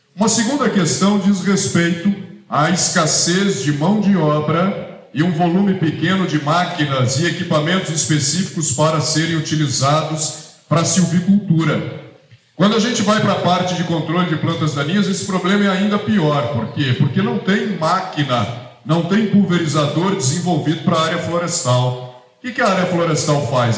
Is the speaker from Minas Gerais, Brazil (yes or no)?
yes; Minas Gerais, Brazil; moved away as an adult; also born or lived in Espírito Santo; sou mineiro, nasci em Minas Gerais, fui para o Espírito Santo para fazer faculdade